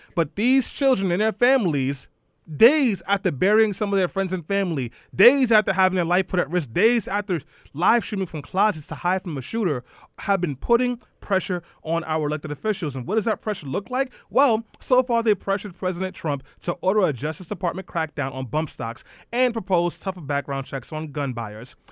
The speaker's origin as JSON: {"language": "English", "town": "New York City", "region": "New York", "country": "United States", "tie": "born or raised there", "said": "as a kid growing up in East New York"}